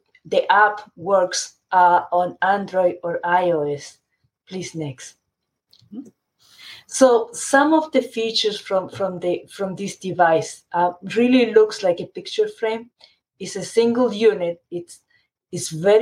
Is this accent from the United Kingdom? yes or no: no; Chile; moved away; I grew up in Chile, and my family is still in Chile